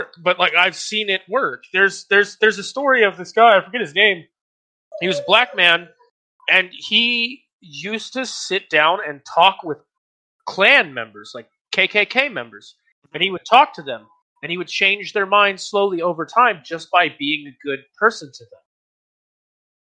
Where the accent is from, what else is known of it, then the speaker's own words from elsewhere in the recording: Virginia, United States; I grew up in Virginia